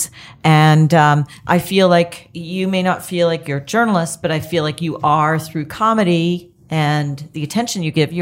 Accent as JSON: {"language": "English", "country": "Canada", "moved": "yes", "lives_now": "United States", "said": "being a Canadian myself"}